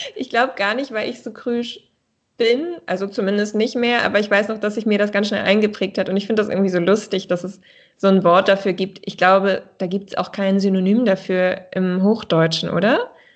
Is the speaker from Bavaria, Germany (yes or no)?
no; Dithmarschen, Schleswig-Holstein, Germany; also born or lived in Baden-Württemberg; now in Kiel, Germany; ich bin in Dithmarschen aufgewachsen an der Nordsee